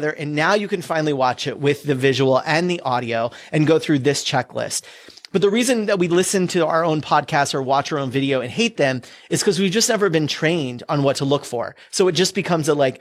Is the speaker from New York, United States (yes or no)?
no; California, United States; I grew up in California.